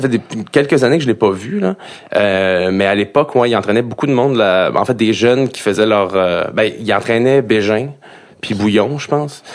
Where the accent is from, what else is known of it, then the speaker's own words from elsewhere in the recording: Montreal, Quebec, Canada; je viens de l'Est, je viens de Pointe-aux-Trembles